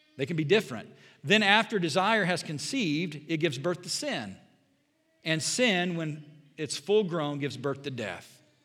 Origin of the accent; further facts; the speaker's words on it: Southern Indiana, United States; now in Bond County, Illinois, United States; I grew up in Southern Indiana, went to a Bible college